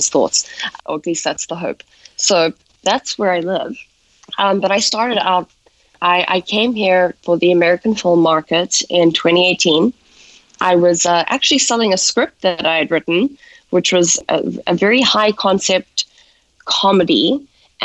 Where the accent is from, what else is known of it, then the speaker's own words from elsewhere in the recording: South Africa; accent: South African; moved away as an adult; now in Los Angeles, United States; growing up in South Africa